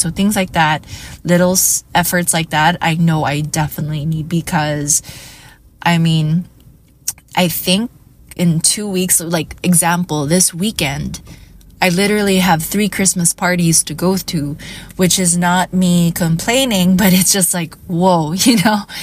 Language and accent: English; Iloilo City, Western Visayas, Philippines; I am from Iloilo City